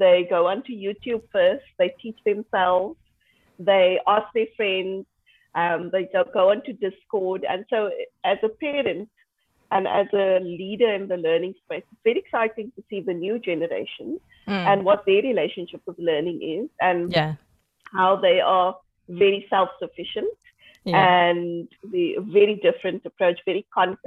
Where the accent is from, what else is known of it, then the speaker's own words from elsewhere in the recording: South Africa; I'm from South Africa. I live in Cape Town.